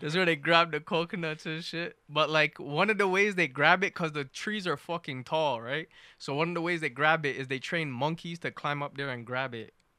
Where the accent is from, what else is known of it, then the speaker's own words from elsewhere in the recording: Canada; I'm from Canada.